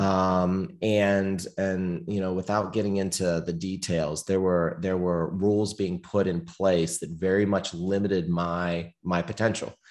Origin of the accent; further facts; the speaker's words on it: small town near Pittsburgh, Pennsylvania, United States; I was born in the Northeast, the United States, um, little cold town near Pittsburgh, Pennsylvania.